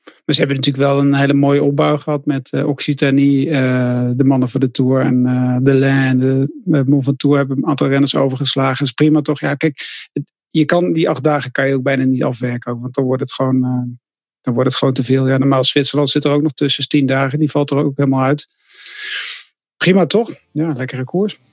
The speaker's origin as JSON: {"language": "Dutch", "country": "Netherlands", "said": "wij vinden als Nederlanders"}